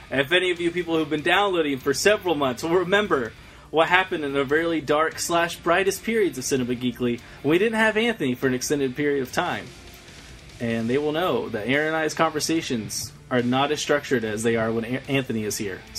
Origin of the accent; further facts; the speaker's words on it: United Kingdom; I'm from Britain, where you can find the real Boston, New York, and Newark.